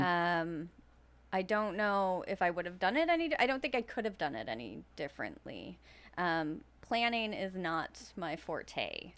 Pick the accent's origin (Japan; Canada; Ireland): Canada; Fall River, Nova Scotia; also born or lived in Timberlea, Nova Scotia; I am from here. Um, I grew up living in Fall River